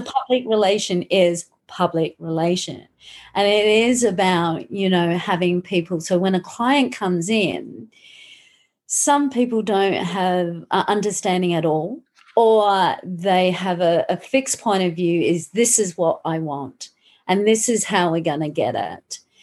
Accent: Australia; also born or lived in Malaga, Spain; now in Brisbane, Australia; I'm Australian. so when I do live in um, Australia, I'm in Brisbane.

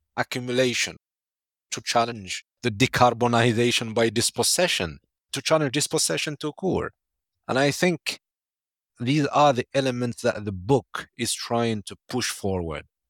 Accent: Algeria; my home country, Algeria

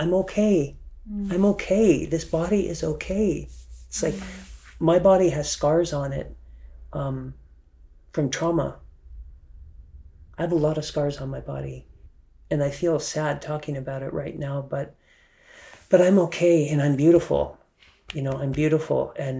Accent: Germany; and I grew up in Germany, right? So there was topless. You'd see grandma at the beach topless.

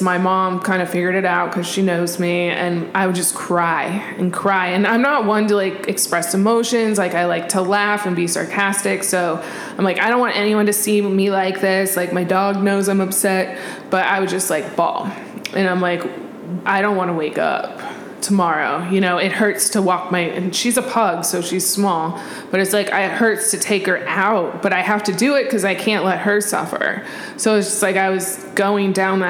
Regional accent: Arizona, United States; also born or lived in California; I grew up here. I'm from Arizona.

